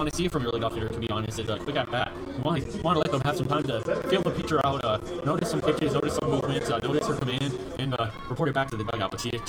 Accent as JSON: {"language": "English", "area": "South Bay", "region": "California", "country": "United States", "said": "Yes, I'm from the South Bay, so probably about an hour, 30 minutes away from Oakland."}